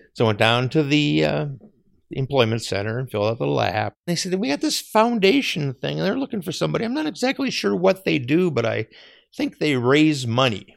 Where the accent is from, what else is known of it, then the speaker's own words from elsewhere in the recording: Eden Prairie, Minnesota, United States; I grew up in Eden Prairie